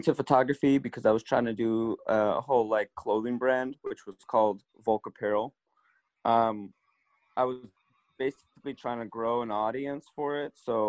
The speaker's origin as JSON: {"language": "English", "country": "Russia", "moved": "yes", "lives_now": "California, United States", "said": "I moved here from Russia about 21 years ago and been living my entire life in California."}